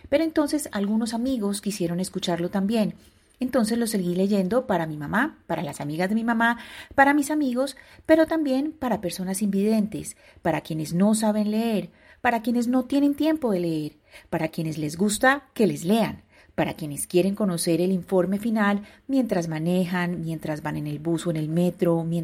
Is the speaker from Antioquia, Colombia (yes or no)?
yes; Medellín, Antioquia, Colombia; soy una periodista de Medellín